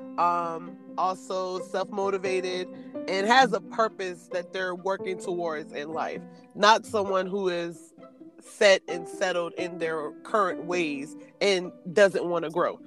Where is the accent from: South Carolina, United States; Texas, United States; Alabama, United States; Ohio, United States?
South Carolina, United States; Georgetown; I am from Georgetown, South Carolina, and that's currently where I reside at as well